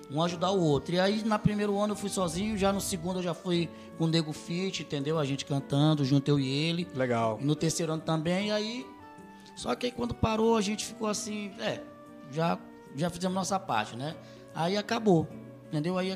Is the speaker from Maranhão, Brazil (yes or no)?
yes; São Luís, Maranhão, Brazil; Eles, lá no nosso bairro, lá em São Luís, no bairro do Anil, a gente sempre teve aquela grada